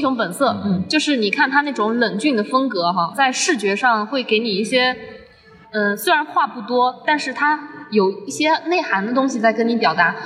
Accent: Zhejiang, China; 我来自浙江

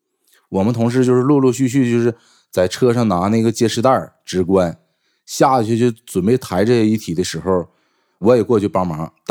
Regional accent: Northeast China, China; 我们东北那边还没有亮天

